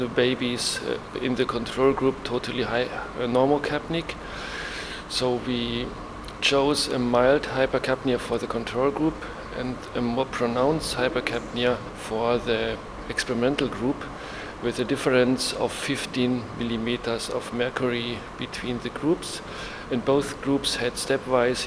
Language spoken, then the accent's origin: English; Germany; I'm from Germany. I work in Leipzig at the University Hospital